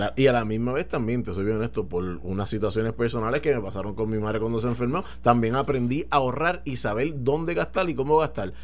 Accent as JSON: {"language": "Spanish", "country": "Puerto Rico", "said": "yo soy puertorriqueño pero yo me considero americano también"}